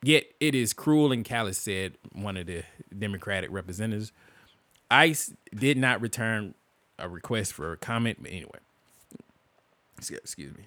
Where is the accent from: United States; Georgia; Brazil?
United States; as an American